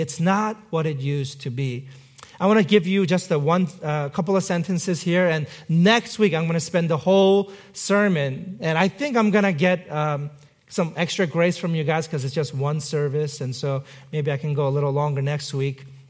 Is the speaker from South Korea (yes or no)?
yes; South Korea; moved away; I was not born in this country. I was born in South Korea